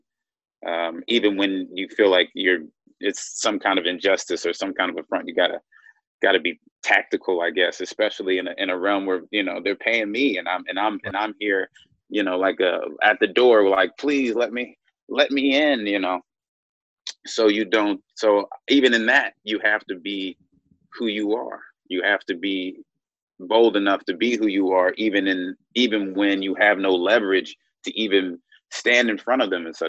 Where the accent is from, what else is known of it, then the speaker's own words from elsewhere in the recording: Louisville, Kentucky, United States; moved away as an adult; also born or lived in Cleveland, Ohio / Chicago; I grew up in Louisville, Kentucky